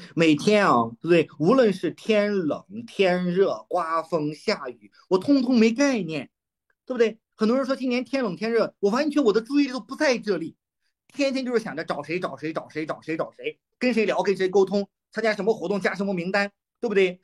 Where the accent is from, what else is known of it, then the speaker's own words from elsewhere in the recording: Shandong, China; 过年山东，我们山东人不是要组亲戚吗